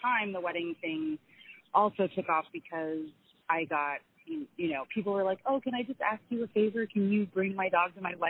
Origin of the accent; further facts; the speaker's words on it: California, United States; Pasadena, California, which is where I lived. I grew up in California.